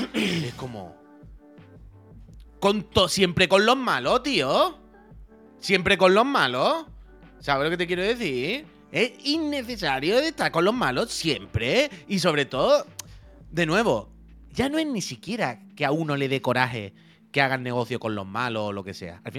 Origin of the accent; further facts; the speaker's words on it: Santander, Cantabria, Spain; Yo soy de Santander